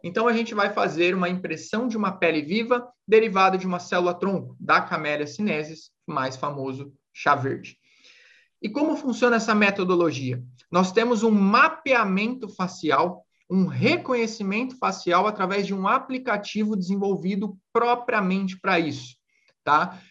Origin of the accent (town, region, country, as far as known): Brazil